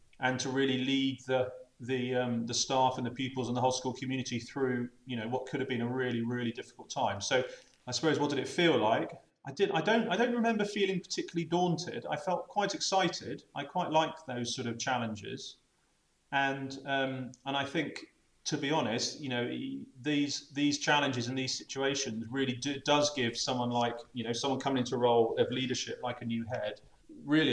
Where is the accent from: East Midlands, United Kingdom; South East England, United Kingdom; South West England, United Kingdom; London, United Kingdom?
South West England, United Kingdom; Bath; moved away as an adult; also born or lived in Scotland / Birmingham; now in Bristol, United Kingdom; I was actually brought up in the village.